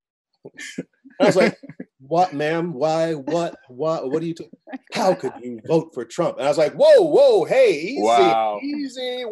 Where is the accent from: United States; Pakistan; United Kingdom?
United States; Midwest; My family's from the South. I'm from the Midwest.